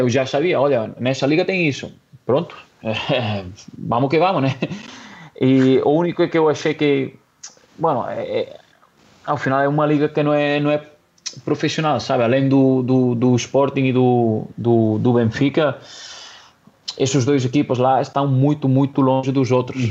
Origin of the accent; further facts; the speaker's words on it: Catalonia, Spain; Portuguese is a second language; moved away as an adult; now in Portugal; eu sou catalão